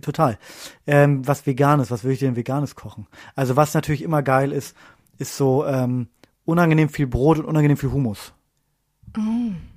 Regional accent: Bremen, Germany; moved away; Ich komme ja ursprünglich aus Bremen

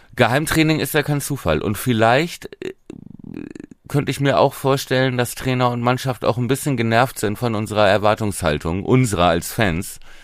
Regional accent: Buchholz in der Nordheide, Lower Saxony, Germany; meiner Heimatstadt Buchholz

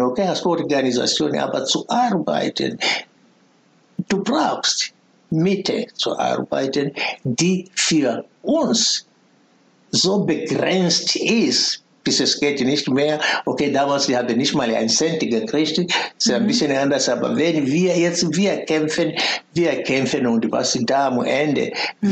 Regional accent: foot of Kilimanjaro, Tanzania; German is a second language; moved away as an adult; now in Berlin, Germany; Bin ich geboren am Fuß des Kilimanjaro in damalige Deutsch-Ostafrika, heute Tansania

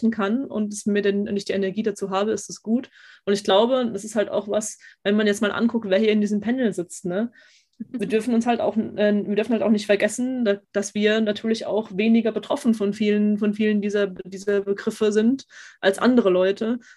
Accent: Austria; weil ich bin ja, ich bin ja eigentlich Österreicherin, bei uns sind das Schweden.

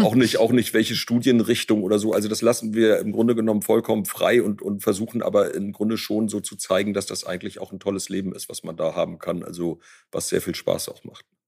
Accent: Ostholstein, Schleswig-Holstein, Germany; also born or lived in near Rostock; als meine Schwester Ulrike und ich äh, geboren wurden, also wir sind quasi auf dem Erdbeerfeld zur Welt gekommen

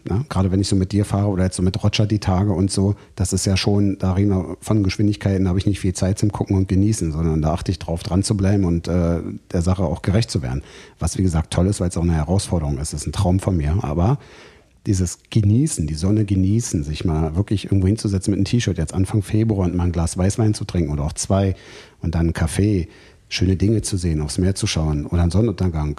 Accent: Germany; bei uns in Deutschland

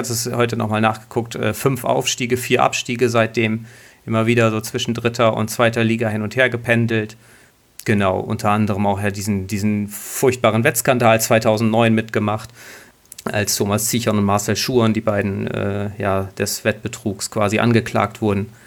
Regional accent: Osnabrück, Lower Saxony, Germany; geboren und äh, aufgewachsen in Osnabrück und ähm, ja, wohne jetzt im Speckgürtel, sozusagen im Landkreis Osnabrück im wunderbaren Rulle

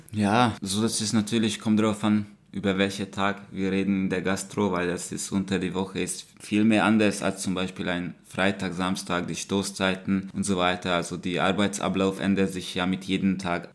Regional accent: Hungary; moved away as an adult; now in Germany; Ich komme aus Ungarn. Ich lebe seit fünf Jahren in Deutschland.

